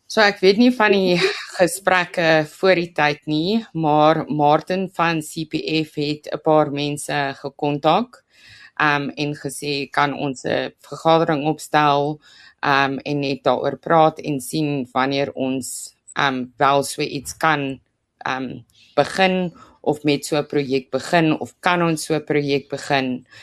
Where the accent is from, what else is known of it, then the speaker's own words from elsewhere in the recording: Roodepoort, Gauteng, South Africa; moved away as an adult; now in Krugersdorp, South Africa; ek is oorspronklik van Roodepoort se kant